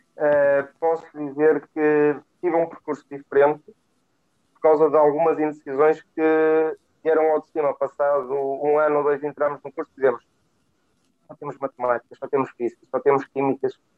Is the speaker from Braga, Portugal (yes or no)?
yes; Guimarães, Braga, Portugal; eu cresci em Guimarães, mais concretamente em Pidém, um meio completamente industrializado com o têxtil.